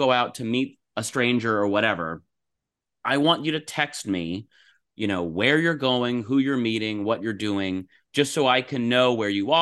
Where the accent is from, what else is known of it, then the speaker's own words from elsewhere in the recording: Los Angeles, California, United States; my hometown in Los Angeles